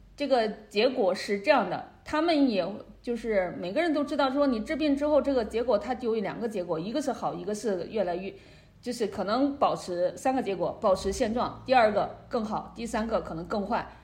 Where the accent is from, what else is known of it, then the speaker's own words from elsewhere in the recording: China; moved away as an adult; also born or lived in Beijing, China; now in Canada; 我的老家，他那边的话，就是 呃，距离武汉很近